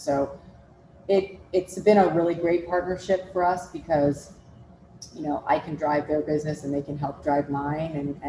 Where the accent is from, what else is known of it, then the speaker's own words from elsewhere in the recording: Minnesota, United States; We grew up in Minnesota together, and we've just known each other forever.